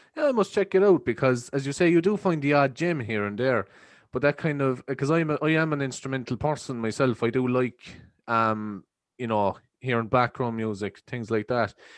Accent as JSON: {"language": "English", "area": "East Cork", "region": "Munster", "country": "Ireland", "said": "as Irish people"}